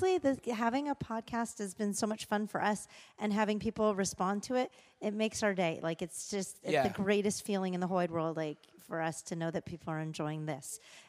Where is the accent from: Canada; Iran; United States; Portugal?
Canada; I am Canadian.